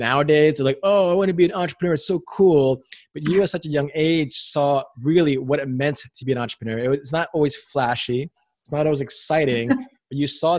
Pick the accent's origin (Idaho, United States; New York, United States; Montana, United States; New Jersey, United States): New York, United States; New York City; growing up in New York City